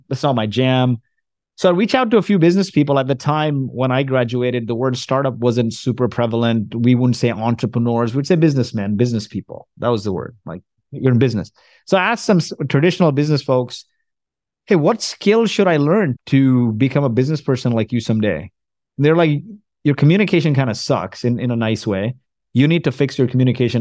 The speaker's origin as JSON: {"language": "English", "country": "Kuwait", "tie": "born or raised there", "also_born_or_lived": "Canada / New Jersey", "moved": "yes", "said": "I was born in Kuwait. My parents are from India."}